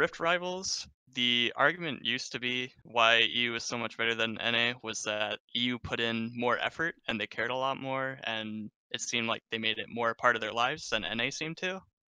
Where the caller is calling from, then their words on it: Chicago, Illinois, United States; Calling from Chicago, Illinois.